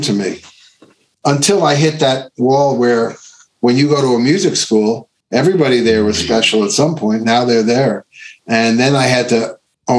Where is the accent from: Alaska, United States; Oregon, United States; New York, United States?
New York, United States; Long Island; I grew up in Long Island